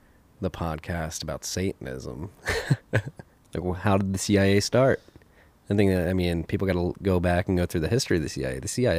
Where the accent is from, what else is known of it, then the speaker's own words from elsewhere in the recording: United States; I like the Irish. I like being Irish. I'm American. I like my Irish heritage, if you will.